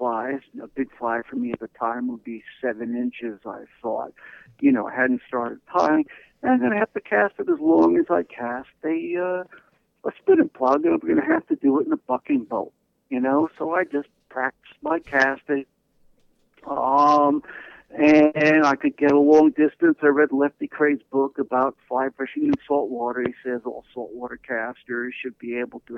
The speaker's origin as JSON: {"language": "English", "town": "Port Chester", "region": "New York", "country": "United States", "also_born_or_lived": "Greenwich, Connecticut / Sag Harbor, Long Island, New York", "said": "I'm originally from Port Chester, New York, and I spent a lot of time in Greenwich, Connecticut"}